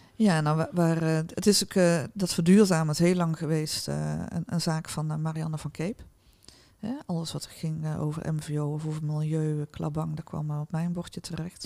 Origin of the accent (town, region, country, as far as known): North Brabant, Netherlands